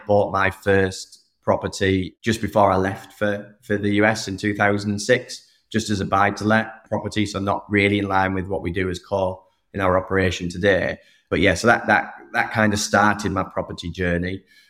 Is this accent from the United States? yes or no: no; England, United Kingdom; Soccer's still the kind of the core, which I suppose is right being an Englishman.